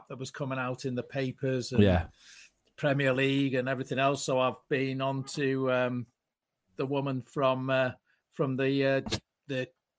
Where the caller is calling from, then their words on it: Barnsley, Yorkshire and the Humber, United Kingdom; I'm calling from Barnsley.